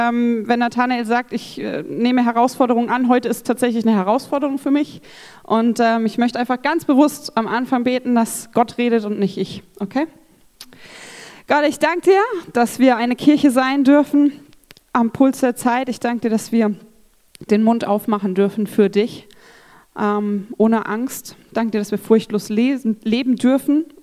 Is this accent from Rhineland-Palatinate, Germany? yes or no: yes; Rhineland-Palatinate, Germany; Ich bin in Rheinland-Pfalz aufgewachsen.